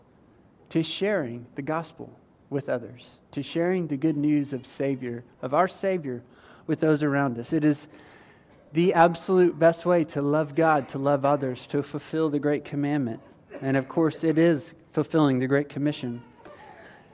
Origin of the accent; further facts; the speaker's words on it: United States; I was born and raised in the United States.